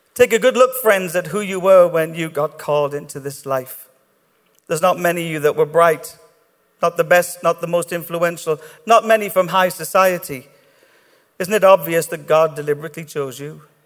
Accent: Ireland; I'm Irish

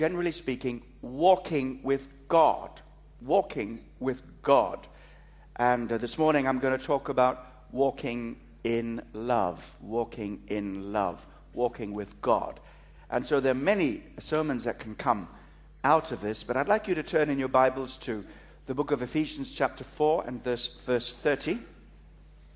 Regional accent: Kalgoorlie, Western Australia, Australia; accent: Australian; moved away; also born or lived in East Africa; I was born in East Africa, brought up in Australia.

